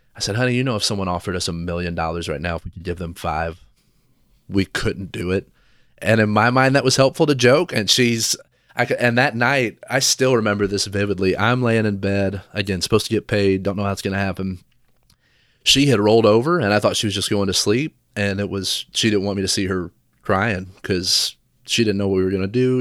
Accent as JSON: {"language": "English", "town": "Versailles", "region": "Kentucky", "country": "United States", "tie": "born or raised there", "moved": "yes", "lives_now": "Lafayette, United States", "said": "I grew up in Versailles, Kentucky"}